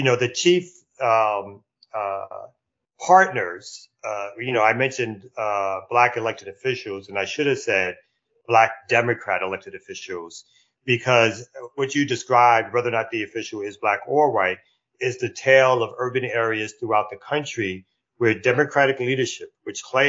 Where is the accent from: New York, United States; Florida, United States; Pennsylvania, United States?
New York, United States; now in Atlanta, United States; I'm originally from New York.